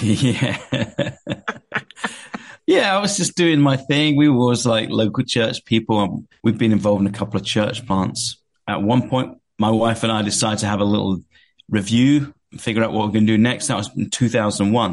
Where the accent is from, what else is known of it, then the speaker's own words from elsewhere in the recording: Watford, East of England, United Kingdom; accent: English; moved away as an adult; now in California, United States; I came from a place called Watford, which is uh, a town in England, a bit north of London